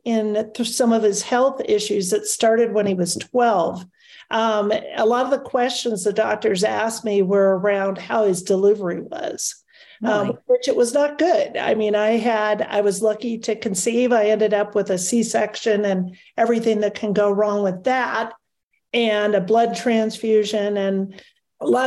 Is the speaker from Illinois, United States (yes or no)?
no; California, United States; moved away as an adult; also born or lived in Detroit, Michigan / Sacramento, California; now in Colorado, United States; I am originally from Detroit, Michigan. Moved to California when I was really a baby girl, grew up there, got married, raised three wonderful children in Sacramento, California, and moved to Colorado, 13 years ago